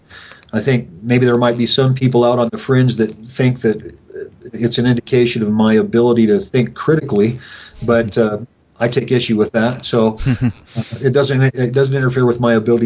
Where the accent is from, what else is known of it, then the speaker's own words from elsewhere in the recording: Rock Springs, Wyoming, United States; this is my hometown.